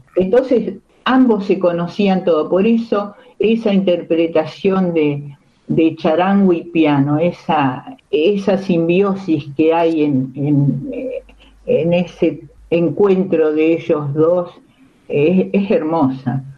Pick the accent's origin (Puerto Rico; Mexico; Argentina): Argentina; Baradero, Buenos Aires Province; moved away; yo soy de Varadero, en Varadero no pasaba muchas cosas